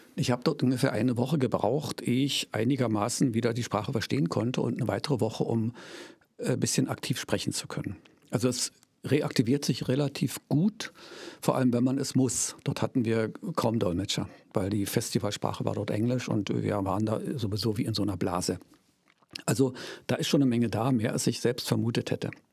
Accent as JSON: {"language": "German", "town": "Senftenberg", "region": "Brandenburg", "country": "Germany", "tie": "born or raised there", "said": "ich stamme hier ganz aus der Nähe, also in der Nähe von Senftenberg in Brieske Ost mhm. äh, stand mein Elternhaus"}